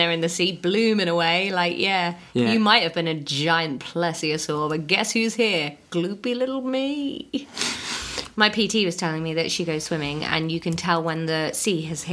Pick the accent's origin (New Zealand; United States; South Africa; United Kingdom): United Kingdom; I'm British